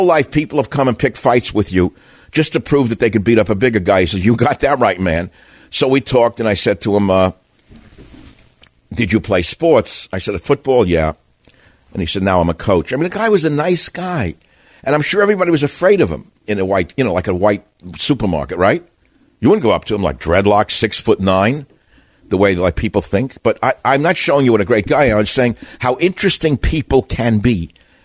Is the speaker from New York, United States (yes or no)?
yes; New York City, New York, United States; I grew up in New York City where I had to learn how to talk to everybody as quickly as I could to avoid getting killed